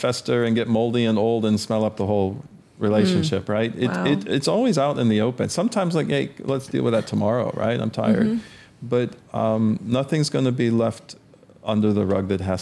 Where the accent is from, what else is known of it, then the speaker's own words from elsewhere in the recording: Midwest, United States; I grew up in the Midwest